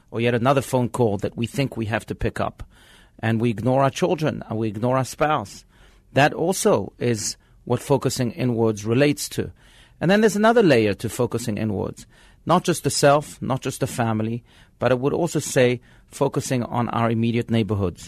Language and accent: English; France; now in Scottsdale, United States; I was born in France